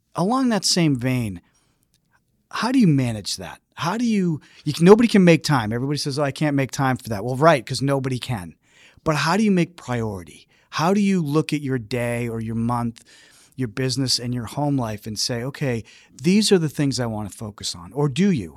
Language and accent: English; Ireland; being Irish